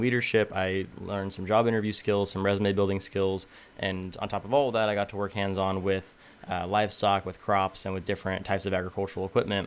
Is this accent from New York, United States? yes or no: no; Tulare, California, United States; I was born and raised in Tulare, California, so I'm smack dab in the middle of the Central Valley.